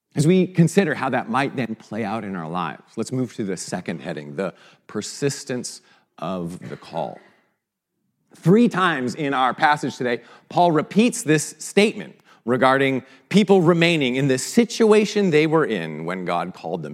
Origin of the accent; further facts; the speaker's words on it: Vancouver, British Columbia, Canada; moved away; a Canadian from Vancouver